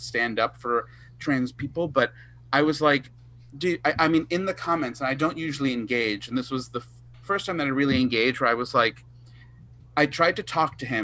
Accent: Long Island, New York, United States; I'm from Long Island, it's like buffoon nation

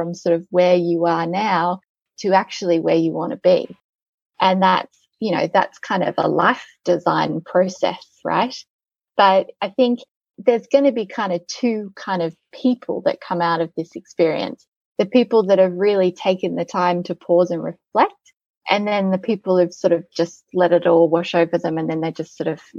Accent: Australia; now in Netherlands; I can never truly be Dutch. I'm too Australian.

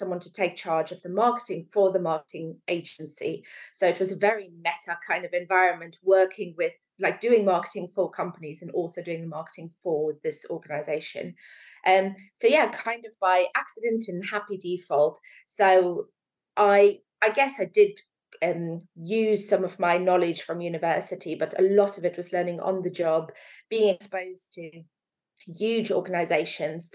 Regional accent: South Africa; moved away as an adult; also born or lived in Manchester / London; now in Stockport, United Kingdom; I grew up in beautiful South Africa, right near the beach.

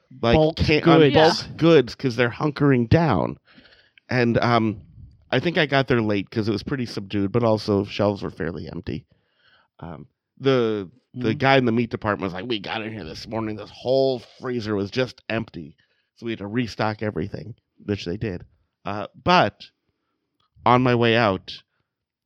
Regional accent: New York, United States; I grew up in New York

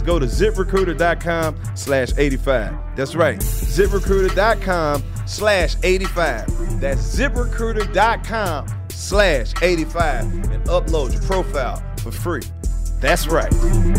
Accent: Mississippi, United States; Represent my home state of Mississippi.

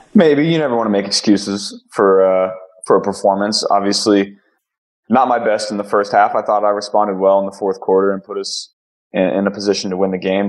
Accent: Ohio, United States; I'm from Ohio

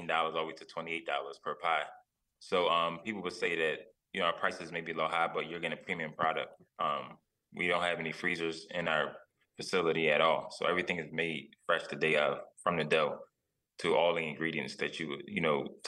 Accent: Philadelphia, Pennsylvania, United States; I'm from West Philly

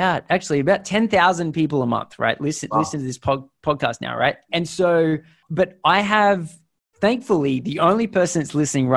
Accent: Australia; But then maybe it's because we're Australian, but we're always a little bit scared.

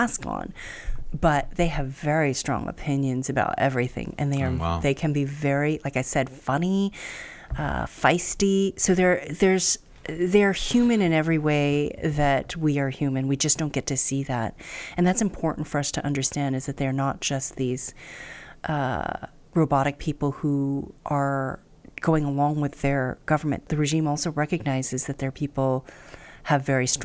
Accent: United States; I'm very lucky as an American.

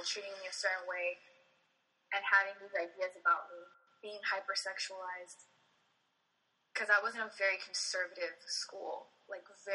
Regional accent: Miami, Florida, United States; also born or lived in Texas; I grew up in Miami

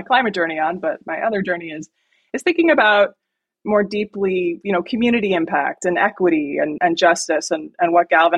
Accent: near Lake Michigan, Midwest, United States; I grew up in the Midwest, about a mile from Lake Michigan.

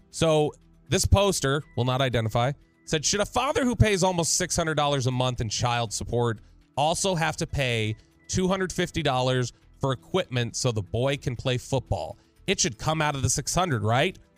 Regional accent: Farmers Branch, Texas, United States; my hometown of Farmers Branch, Texas.

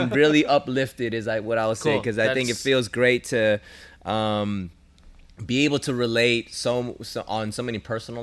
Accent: Los Angeles, California, United States; I'm here. I'm LA.

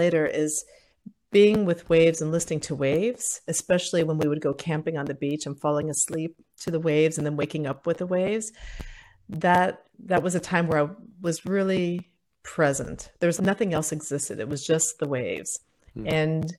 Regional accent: Ohio, United States; also born or lived in Puerto Rico; I was in school in Ohio

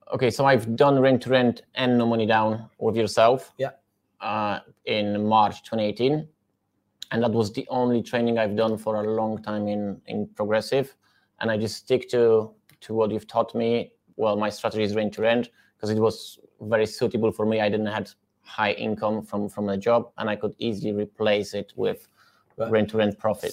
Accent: Poland; English is a second language; moved away as an adult; now in United Kingdom; I come from Poland in 2014

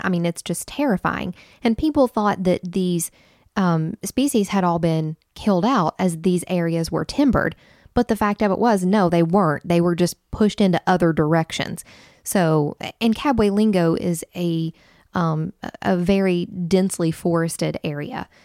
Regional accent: Wayne County, West Virginia, United States; Jason and I grew up together in Wayne County, West Virginia.

